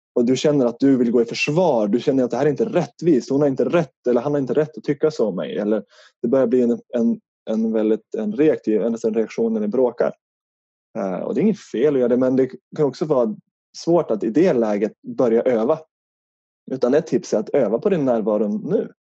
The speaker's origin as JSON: {"language": "Swedish", "town": "Härnösand", "region": "Västernorrland County", "country": "Sweden", "accent": "Norrland dialect", "moved": "yes", "lives_now": "Stockholm, Sweden", "said": "Utanför Härnösand i Norrland så eh, bor jag bott på ett hus ute på landet"}